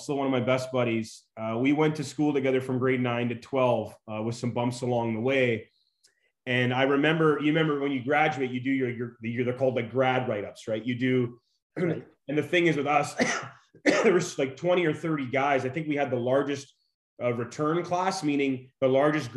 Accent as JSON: {"language": "English", "town": "Fort McMurray", "region": "Alberta", "country": "Canada", "tie": "born or raised there", "also_born_or_lived": "Saskatchewan", "moved": "yes", "lives_now": "Las Vegas, United States", "said": "I'm originally from Fort McMurray, Alberta."}